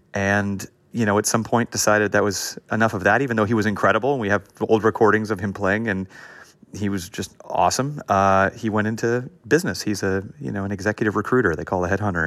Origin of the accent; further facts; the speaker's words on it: Los Angeles, California, United States; I grew up in an area of LA called Hancock Park